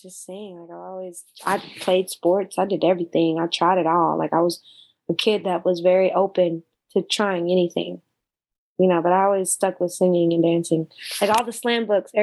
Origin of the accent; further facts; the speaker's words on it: Austin, Texas, United States; also born or lived in Springfield, Missouri; we moved out here when I was 4. So mainly all my growing up was out here.